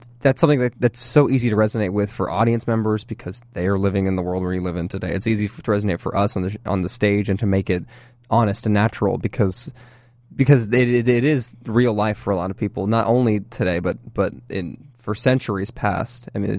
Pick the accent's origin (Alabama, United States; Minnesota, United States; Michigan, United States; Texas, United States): Texas, United States; Dallas; Yeah, I am from Dallas.